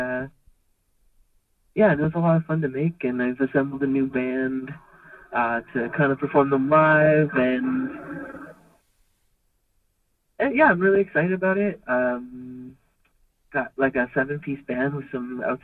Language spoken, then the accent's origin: English; Durham, Ontario, Canada; moved away as an adult; also born or lived in Hanover, Ontario / Kitchener-Waterloo; I was born in Durham and I grew up kind of on Mulock Road a lot and went to school in Desbro and also in Hanover at John Diefenbaker, and yeah, that's where I'm from